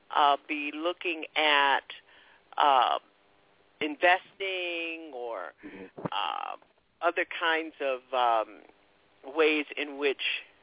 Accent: Florida, United States; I was one of those kids coming up from Florida on the train every summer, coming into Asheville

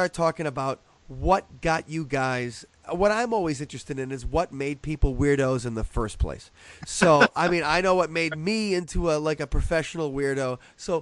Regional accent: Wisconsin, United States; we're from Wisconsin

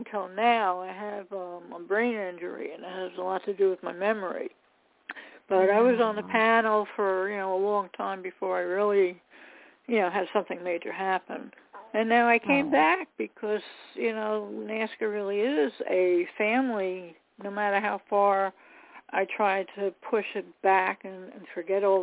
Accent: New York, United States; from New York.

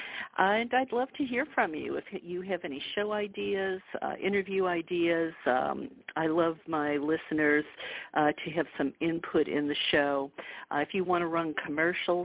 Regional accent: the Bible Belt, United States; I grew up in the Bible Belt

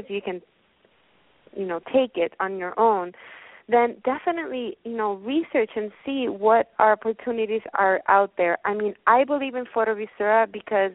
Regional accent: Puerto Rico; moved away as an adult; now in New York, United States; I was born in Puerto Rico, and I moved to New York because I wanted to work for the photography realm.

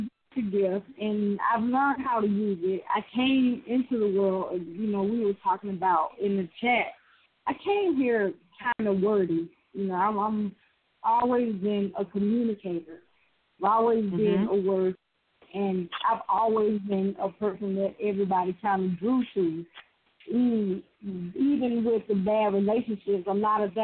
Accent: the Deep South, United States; Matter of fact, I'm from deeper south, I'm from the woods, the swamp, really.

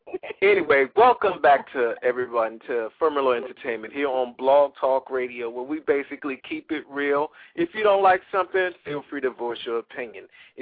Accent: Hampton, Virginia, United States; I am from Hampton, VA, baby. And I have learned to explore the horizon and expand my culture.

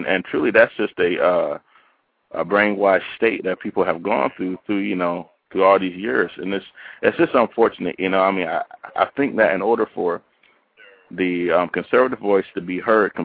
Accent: the South, United States; I grew up in the South

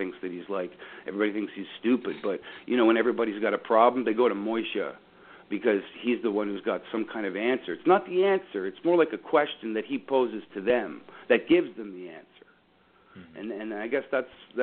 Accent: Dufferin County, Ontario, Canada; I'm from Dufferin County

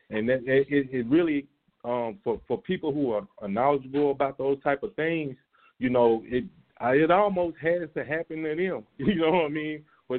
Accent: Mount Pleasant, Texas, United States; I'm from Texas, man. A little country town called Mount Pleasant.

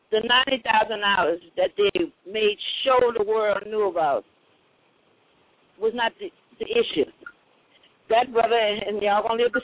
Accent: New Orleans, Louisiana, United States; I'm an elder from New Orleans.

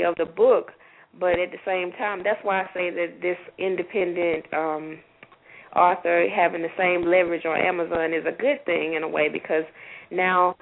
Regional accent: Opelika, Alabama, United States; also born or lived in Tuskegee, Alabama; my hometown here in Opelika, Alabama.

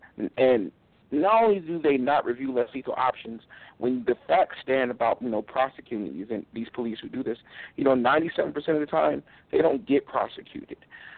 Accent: California, United States; moved away as an adult; now in Utah, United States; I'm originally from California. I actually relocated to Utah a couple years ago.

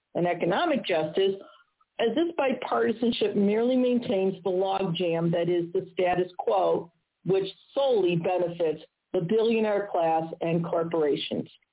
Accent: Missouri, United States; in my home state of Missouri

